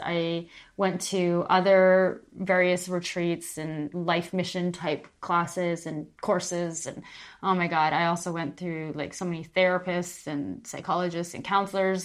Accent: Calgary, Alberta, Canada; moved away as an adult; also born or lived in Vancouver, Canada; now in Palma de Mallorca, Spain; I am from Calgary, Alberta, Canada.

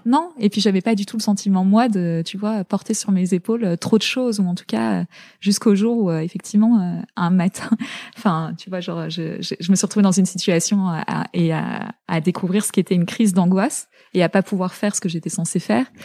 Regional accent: La Garenne-Colombes, Île-de-France, France; also born or lived in Zaire (DR Congo); j'étais à l'école. on est rentré en euh, en élément, à l'élémentaire, j'étais en, j'étais en, à la Garenne Colombe

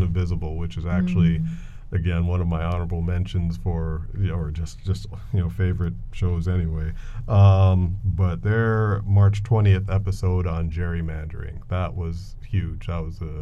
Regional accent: Detroit, Michigan, United States; now in Providence, United States; my hometown where I grew up, Detroit.

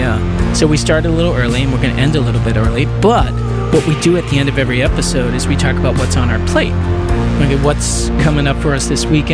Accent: Concord, Massachusetts, United States; moved away; my hometown, I haven't actually been to Concord, Mass in a little while

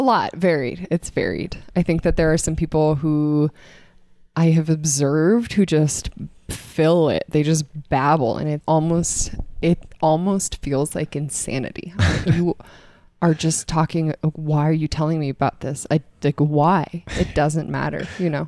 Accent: Boulder, Colorado, United States; I am from Colorado. I grew up in Boulder.

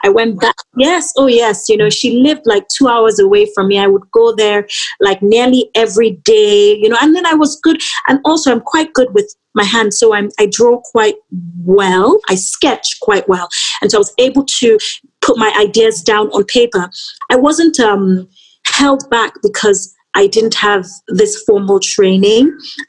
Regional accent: Nigeria; as a Nigerian brand, and my brand being so infused with my culture, my aesthetical, you know, my design direction being so infused with my culture

